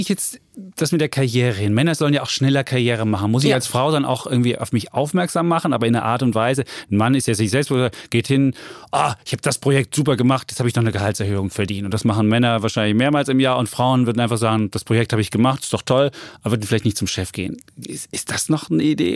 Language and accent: German; East Germany, Germany; als Ossi